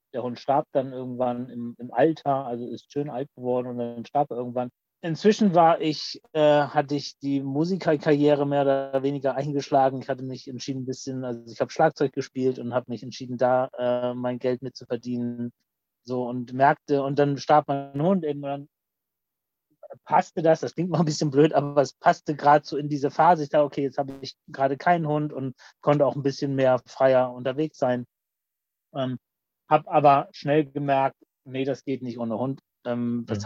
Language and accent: German; Mannheim, Baden-Württemberg, Germany; born or raised there; also born or lived in Kappeln, Schleswig-Holstein / Oldenburg, Lower Saxony